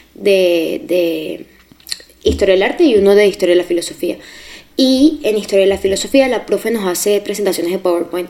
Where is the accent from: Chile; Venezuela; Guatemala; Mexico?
Venezuela; Barquisimeto, Lara; moved away as an adult; now in Madrid, Spain; De Barquisimeto, Venezuela